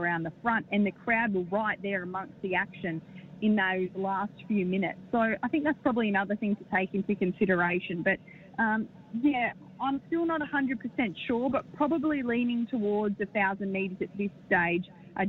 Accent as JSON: {"language": "English", "region": "Queensland", "country": "Australia", "said": "as a Queenslander and doing the majority of my driving at Albion Park"}